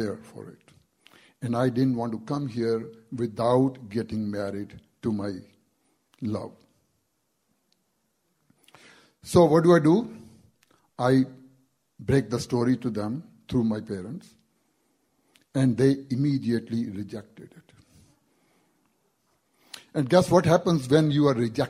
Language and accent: English; India; English is a second language; moved away as an adult; I'm from India. I've been here since 1972. Back in India, before I came here